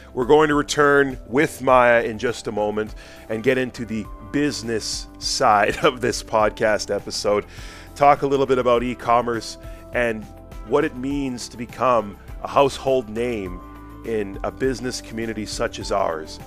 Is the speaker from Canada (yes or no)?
yes; Edmonton, Alberta, Canada; moved away as an adult; now in Fort McMurray, Canada; I grew up in Edmonton